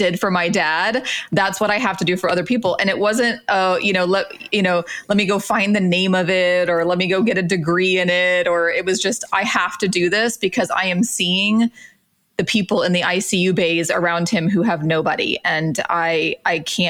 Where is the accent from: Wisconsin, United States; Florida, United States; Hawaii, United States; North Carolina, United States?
Florida, United States; Central; I grew up in Florida, Central Florida, Mickey Mouse Land